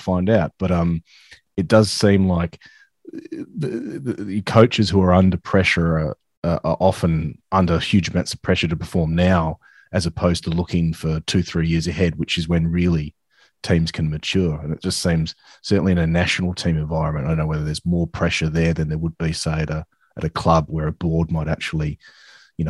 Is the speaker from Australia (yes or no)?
yes; Australia; now in London, United Kingdom; as an Aussie